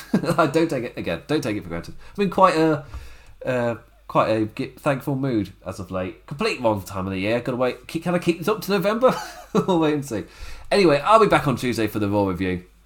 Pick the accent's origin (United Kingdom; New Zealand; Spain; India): United Kingdom; England; as an Englishman